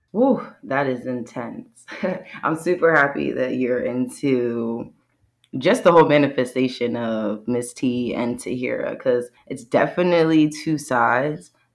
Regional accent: Bucks County, Pennsylvania, United States; I'm from Bucks County, Pennsylvania, born and raised

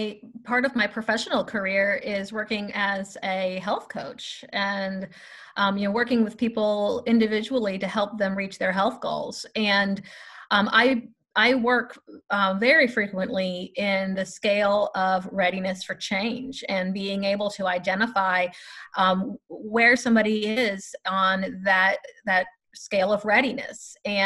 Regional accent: Florida, United States; Hopefully your listeners will not hold the fact that I am from Florida against me. I hope to be a good representation of the great state of Florida.

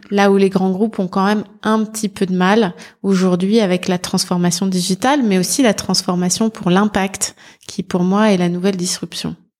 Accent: Nord-Pas-de-Calais, Dunkirk hinterland, Hauts-de-France, France; Je suis née dans le Nord-Pas-de-Calais, euh, dans l'arrière-bassin euh, dunkerquois, où j'ai très tôt eu envie d'orienter ma, ma carrière

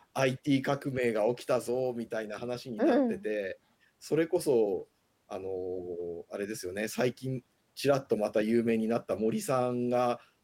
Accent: Yuzawa, Akita, Japan; also born or lived in Yokohama; 生まれも育ちも秋田県湯沢市で

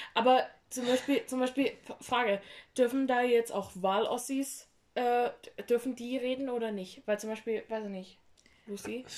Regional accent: Saxony-Anhalt, Germany; ich bin ja in Sachsen-Anhalt zur Schule gegangen und da sprechen wir nicht mal so doll

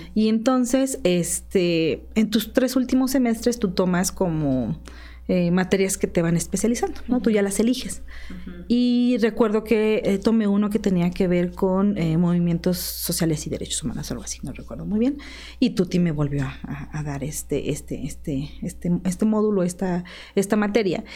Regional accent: Tlaxcala, Mexico; also born or lived in State of Mexico; soy originaria del estado de Tlaxcala y originaria de Tlaxcala, digamos de Cotlán, Tlaxcala

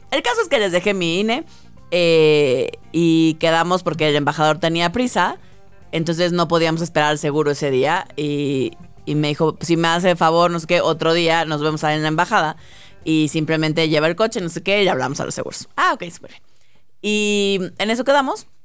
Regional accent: Mexico; yo era una mexicana, una mexicana muy agradable

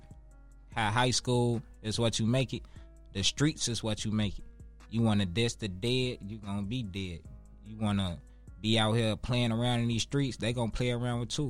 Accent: Chicago, Illinois, United States; growing up in Inglewood, it's tough

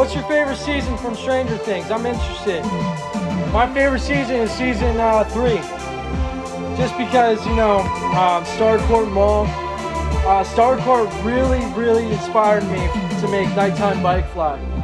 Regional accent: Reading, Pennsylvania, United States; I'm from Reading, PA

